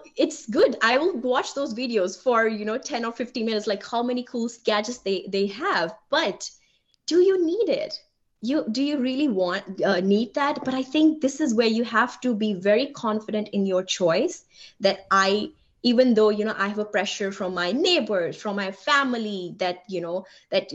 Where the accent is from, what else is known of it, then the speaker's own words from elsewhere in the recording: India; English is a second language; moved away as an adult; also born or lived in Germany / Delaware, United States; now in Ohio, United States; being an immigrant, being an Indian woman, right? English is not my first language.